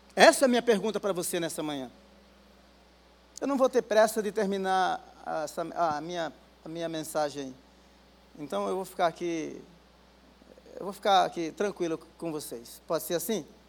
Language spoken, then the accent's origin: Portuguese; Guarulhos, São Paulo, Brazil; eu sou de Guarulhos